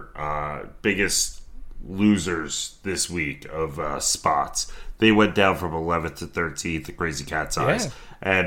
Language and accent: English; New Jersey, United States; I'm from New Jersey